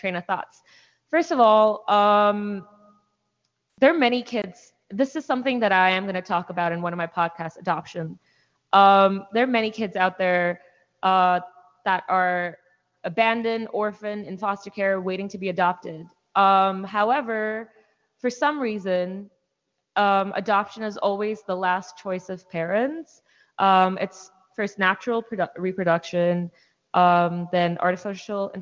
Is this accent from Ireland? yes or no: no; India; now in United States; I'm from India